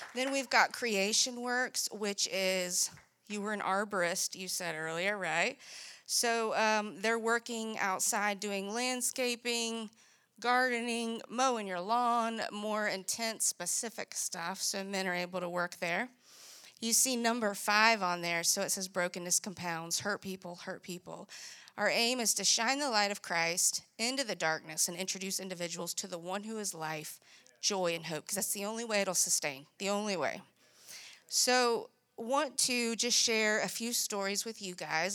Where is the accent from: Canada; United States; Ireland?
United States; Greenville, South Carolina; I grew up in Greenville, and what you would say was a good home.